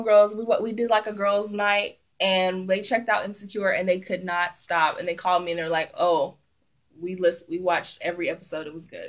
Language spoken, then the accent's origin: English; the South, United States; because I'm from the South